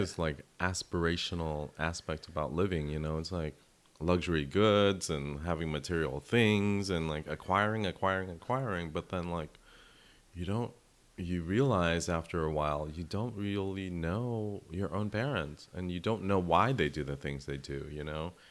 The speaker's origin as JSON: {"language": "English", "country": "United States", "said": "my navigating being Vietnamese American"}